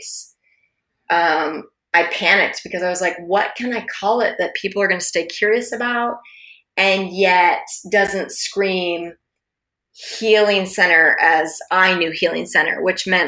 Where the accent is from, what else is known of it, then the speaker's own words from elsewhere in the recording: Alaska, United States; I grew up in Alaska